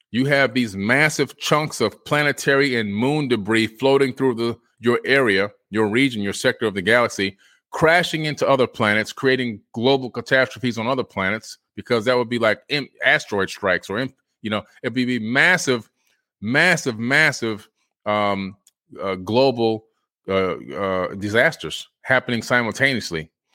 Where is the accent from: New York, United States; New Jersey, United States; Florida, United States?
Florida, United States; me being a Floridian in the United States of America